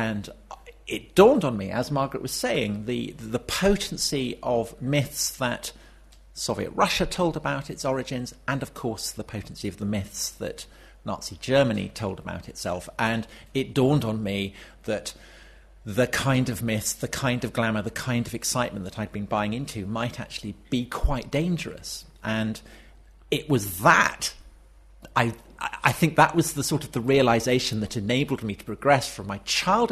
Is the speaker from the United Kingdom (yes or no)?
yes; Wiltshire, South West England, United Kingdom; as a child of Wessex growing up in Wiltshire